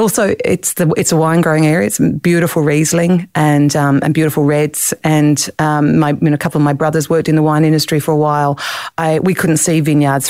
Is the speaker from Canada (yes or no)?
no; Clare, South Australia, Australia; I grew up in the Clare Valley